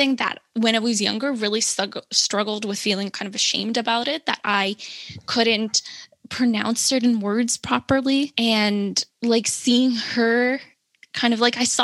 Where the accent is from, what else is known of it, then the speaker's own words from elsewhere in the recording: Canada; I was born in Canada. Both of my parents are Salvadorian.